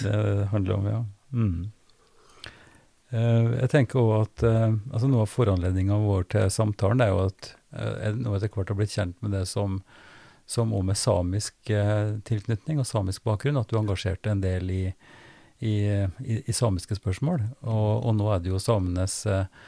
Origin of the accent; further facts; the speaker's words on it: Trøndelag, Norway; now in Drammen, Norway; Jeg er fra Trøndelag